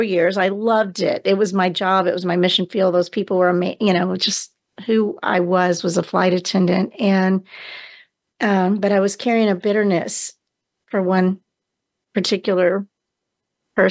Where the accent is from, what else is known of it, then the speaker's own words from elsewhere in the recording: Houston, Texas, United States; I was born in Houston, Texas in 1953.